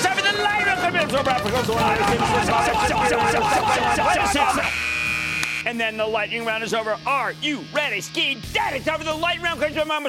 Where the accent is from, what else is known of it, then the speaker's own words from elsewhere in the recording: New Jersey, United States; my home state of Jersey.